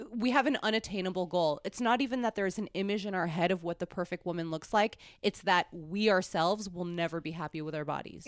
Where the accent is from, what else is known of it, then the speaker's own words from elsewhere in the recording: New York City, New York, United States; now in Los Angeles, United States; when I was growing up in New York City